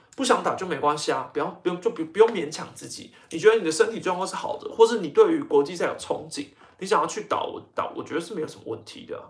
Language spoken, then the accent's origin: Chinese; Taiwan; 我自己身为一个台湾人